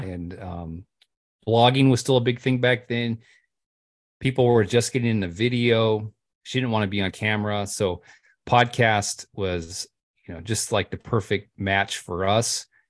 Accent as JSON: {"language": "English", "region": "California", "country": "United States", "tie": "born or raised there", "also_born_or_lived": "Montana / Missouri", "moved": "as an adult", "lives_now": "Pennsylvania, United States", "said": "born and raised in California, but I've kind of lived everywhere"}